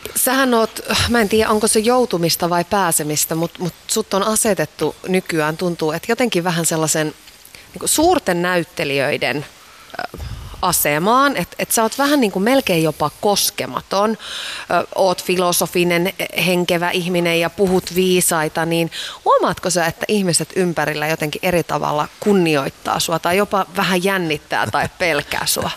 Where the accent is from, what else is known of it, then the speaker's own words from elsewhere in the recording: Iisalmi, North Savo, Finland; Mä oon Iisalmesta